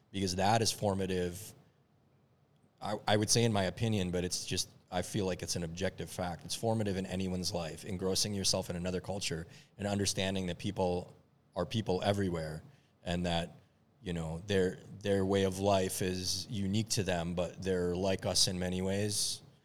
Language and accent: English; Minneapolis, Minnesota, United States; also born or lived in Lebanon; I grew up in Minneapolis